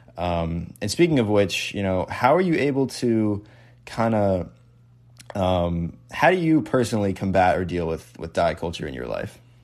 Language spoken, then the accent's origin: English; Connecticut, United States; I'm from New England, like so, like I'm from Connecticut